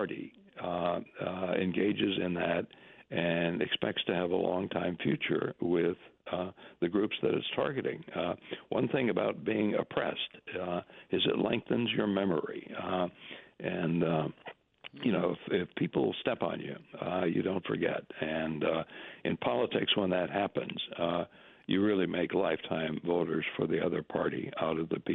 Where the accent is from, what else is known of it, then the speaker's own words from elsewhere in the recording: Minnesota, United States; moved away; my home country, Minnesota, borders on the Dakotas